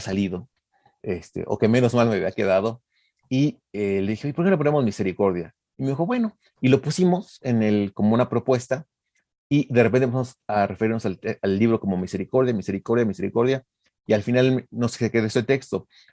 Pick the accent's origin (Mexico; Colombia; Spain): Mexico; also born or lived in Mexico City; como mexicano